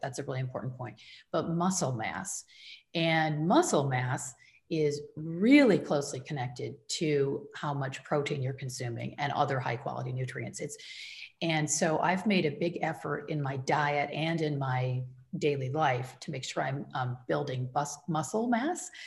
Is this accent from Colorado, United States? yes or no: no; Michigan, United States; now in Northern California, United States; I grew up in the Midwest in Michigan